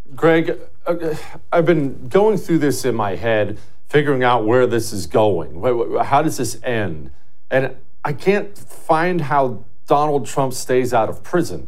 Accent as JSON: {"language": "English", "region": "Montana", "country": "United States", "tie": "born or raised there", "also_born_or_lived": "Ohio", "said": "when I was 10 years old, we moved to Montana from Ohio."}